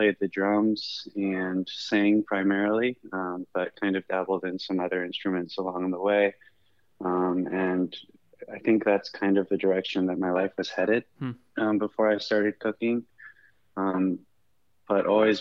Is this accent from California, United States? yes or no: yes; Northern California, United States; now in Chicago, United States; I grew up in Northern California